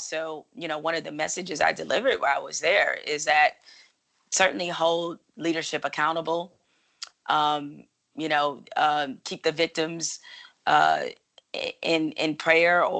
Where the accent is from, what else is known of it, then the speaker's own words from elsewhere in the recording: Detroit, Michigan, United States; I'm from Detroit